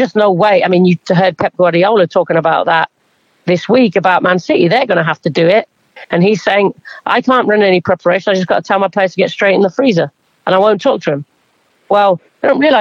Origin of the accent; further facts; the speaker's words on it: England, United Kingdom; now in United States; growing up in England